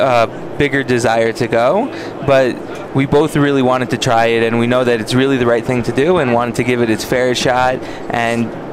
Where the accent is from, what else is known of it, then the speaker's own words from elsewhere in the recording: Woodmere, New York, United States; moved away as an adult; also born or lived in Washington Heights, New York; We're both from Woodmere